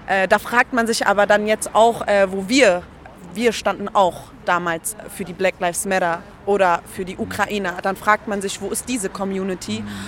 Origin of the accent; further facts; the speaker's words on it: Berlin, Germany; also born or lived in Treptow-Köpenick; ich bin aufgewachsen eigentlich in Kreuzberg im Brennpunkt ja. äh, am Cottbuster Tor